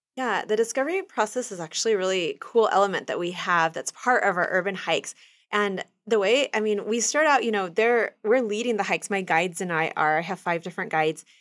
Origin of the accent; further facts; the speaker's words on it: Kansas City, Kansas, United States; also born or lived in Dominican Republic; I grew up in Kansas City, Kansas, and there are woods right behind my house